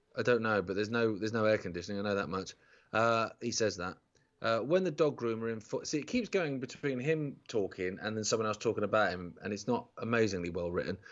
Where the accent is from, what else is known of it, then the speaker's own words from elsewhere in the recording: Isle of Wight, South East England, United Kingdom; when I grew up on the Isle of Wight